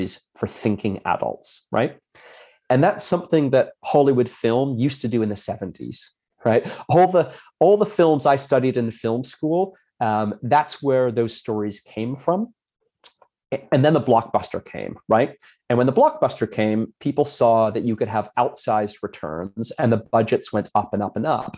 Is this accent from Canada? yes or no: yes; Hamilton, Ontario, Canada; I grew up in Canada, so it was in Hamilton, Ontario